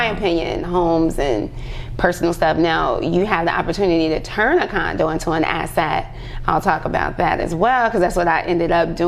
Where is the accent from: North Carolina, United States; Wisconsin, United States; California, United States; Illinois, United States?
Illinois, United States; Chicago; I'm from Chicago